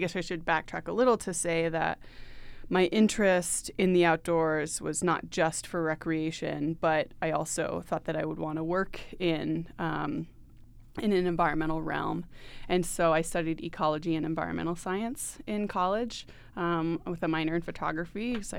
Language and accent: English; Maine, United States; So I grew up in Maine.